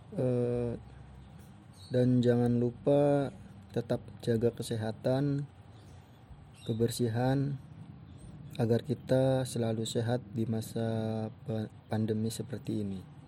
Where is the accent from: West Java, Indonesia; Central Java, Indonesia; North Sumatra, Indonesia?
West Java, Indonesia; Bekasi; now in Cirebon, Indonesia; lahir di Bekasi dan sekarang tinggalnya di Cirebon